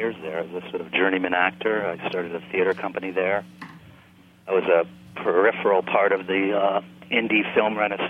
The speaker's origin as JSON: {"language": "English", "region": "New England", "country": "United States", "tie": "born or raised there", "also_born_or_lived": "New York", "moved": "as an adult", "said": "I grew up in rural New England and went to New York in my youth and spent 27 years there as a sort of journeyman actor."}